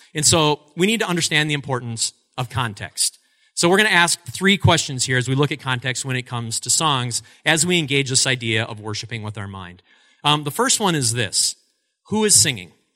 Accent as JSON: {"language": "English", "town": "Altoona", "region": "Wisconsin", "country": "United States", "tie": "born or raised there", "also_born_or_lived": "Eau Claire, Wisconsin", "said": "I grew up in Altoona, Wisconsin, which is right next door. It's a sister city to us here in Eau Claire"}